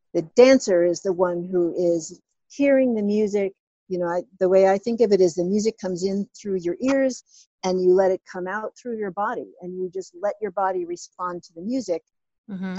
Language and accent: English; New York City, New York, United States; I grew up in Brooklyn, New York